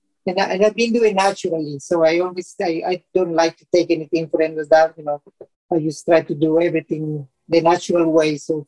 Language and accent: English; Colombia; now in United States; I'm originally from Colombia, so I was planning to go to Colombia, but my husband is from Honduras.